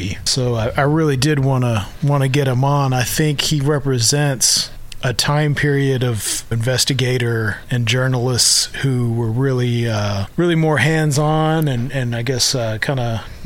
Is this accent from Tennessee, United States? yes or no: yes; Tennessee, United States; growing up in Tennessee